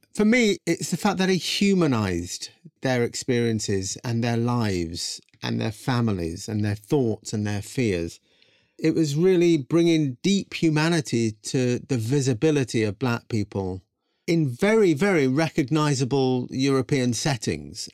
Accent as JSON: {"language": "English", "region": "England", "country": "United Kingdom", "tie": "born or raised there"}